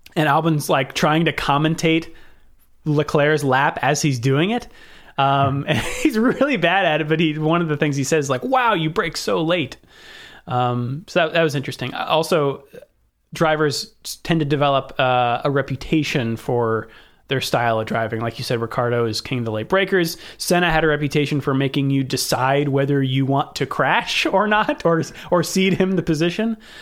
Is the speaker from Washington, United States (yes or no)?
no; Northern California, United States; I'm from Northern California and not twenty-seven